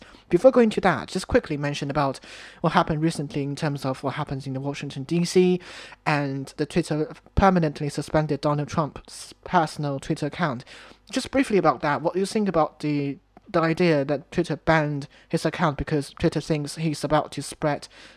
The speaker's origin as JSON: {"language": "English", "country": "China", "moved": "yes", "lives_now": "United Kingdom", "said": "Back home in China, I'm from China."}